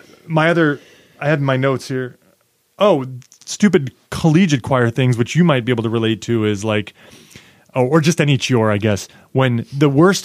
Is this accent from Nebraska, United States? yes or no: yes; Nebraska, United States; moved away as an adult; I am from Nebraska